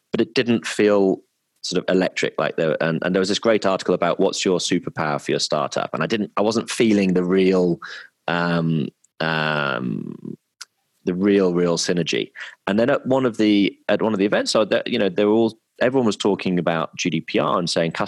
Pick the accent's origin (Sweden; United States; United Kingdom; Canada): United Kingdom; Midlands; moved away; also born or lived in London / Hong Kong / Melbourne; I'm from the Midlands, and it's a very sort of entrepreneurial area